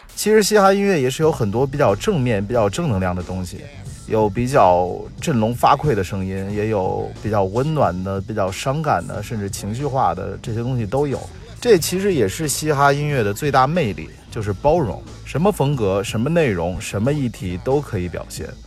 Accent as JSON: {"language": "Chinese", "country": "China", "said": "我们中国人"}